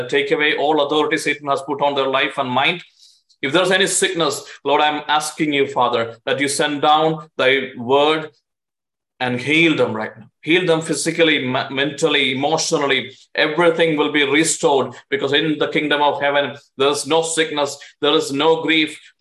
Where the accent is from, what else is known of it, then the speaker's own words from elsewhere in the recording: India; now in United States; I'm an Indian citizen